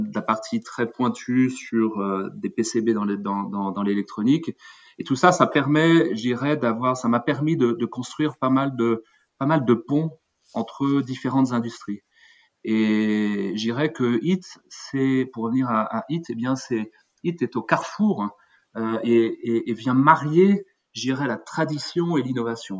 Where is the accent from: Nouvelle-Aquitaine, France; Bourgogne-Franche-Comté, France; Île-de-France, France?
Île-de-France, France; eastern Paris area; moved away as an adult; je suis euh, français d'origine, je suis né dans l'Est parisien, j'ai fait mes études en France